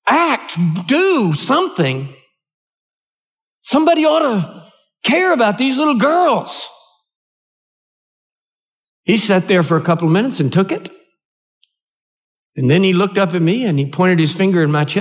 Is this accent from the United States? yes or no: yes; United States; I'm an American.